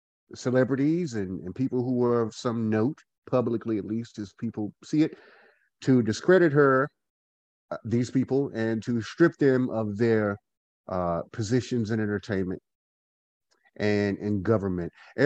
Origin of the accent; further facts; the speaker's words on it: Goldsboro, North Carolina, United States; I am from Gold. I'm also a Goldsboro-ian from Goldsboro, North Carolina, the city of gold.